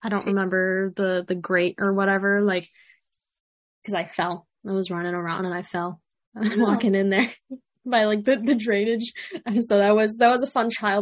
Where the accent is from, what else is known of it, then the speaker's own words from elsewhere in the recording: Illinois, United States; a native Illinois person that sometimes travels to the city. Because I will not say that I'm from Chicago